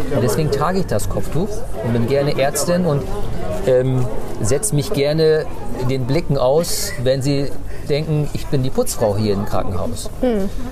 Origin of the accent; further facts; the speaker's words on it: Bremen, Germany; first language Turkish; German is a second language; also born or lived in North Rhine-Westphalia; ich bin, ich bin Bremer. Ne? Ich bin zwar in Nordrhein-Westfalen geboren, aber ich kann mich gar nicht an NRW erinnern. Ich bin zwei Jahren gekommen. Ich bin Bremer.